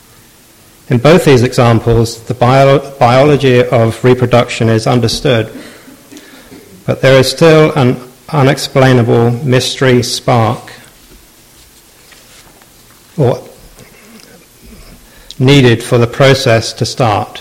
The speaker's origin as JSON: {"language": "English", "town": "Southampton", "region": "South East England", "country": "United Kingdom", "tie": "born or raised there", "said": "I've been a lifelong die-hard fan of my hometown club, Southampton."}